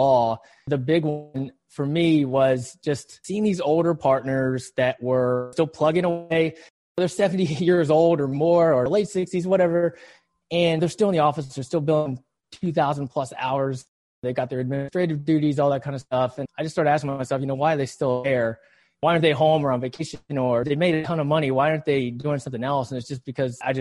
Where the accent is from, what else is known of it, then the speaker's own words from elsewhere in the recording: West Virginia, United States; I grew up in West Virginia, a really small town, the bluest of blue collars